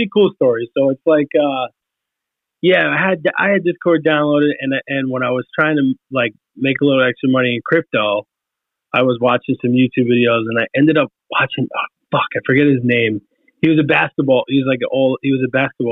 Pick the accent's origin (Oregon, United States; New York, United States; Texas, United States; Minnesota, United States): New York, United States; I'm from New York. I have a certain work ethic. I worked in New York City